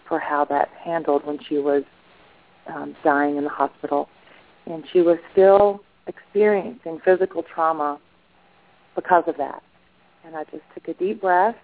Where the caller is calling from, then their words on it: Madison, Georgia, United States; I'm calling from Madison, Georgia.